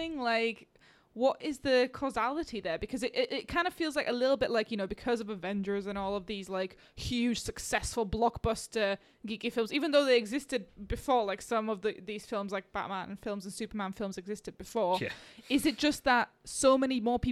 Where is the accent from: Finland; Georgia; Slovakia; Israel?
Slovakia; moved away; I grew up in Slovakia